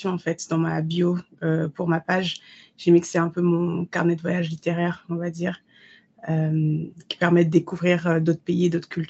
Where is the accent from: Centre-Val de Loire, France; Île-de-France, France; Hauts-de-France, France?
Île-de-France, France; Paris; now in London, United Kingdom; parce que moi j'ai grandi à Paris. Le changement Londres, Paris, Londres n'a pas été difficile, au contraire, j'ai adoré.